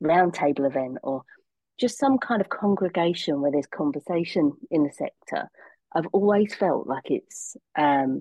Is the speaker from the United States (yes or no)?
no; Rayleigh, East of England, United Kingdom; I went home to my hometown, Rayleigh in Essex